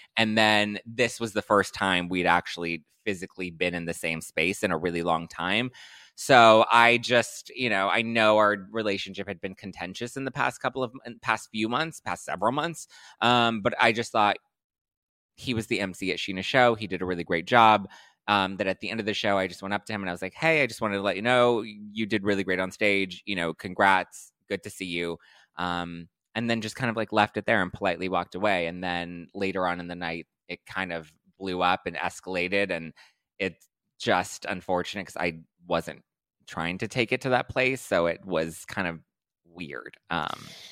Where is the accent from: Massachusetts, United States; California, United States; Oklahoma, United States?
California, United States; Los Angeles; born and raised in L